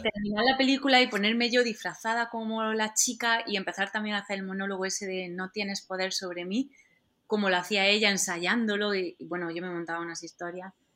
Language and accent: Spanish; Andalusia, Spain; accent: Andalusian; como soy andaluza, em, siempre me ha costado un poco pronunciar algún, la R entre palabras